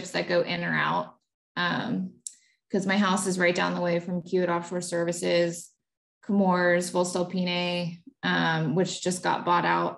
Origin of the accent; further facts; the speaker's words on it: The Woodlands, Texas, United States; I was born in the Woodlands, Texas, which is like a master plan community 30 miles north of Houston. When I grew up there